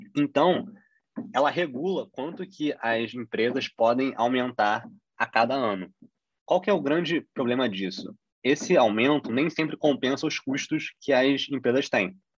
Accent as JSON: {"language": "Portuguese", "country": "Brazil", "said": "a gente como brasileiro"}